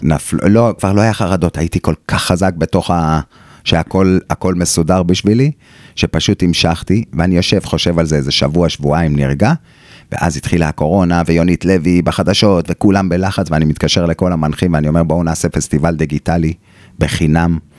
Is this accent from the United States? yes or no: no; Israel; moved away; also born or lived in Australia; אנחנו הישראלים הדעתנים והווכחנים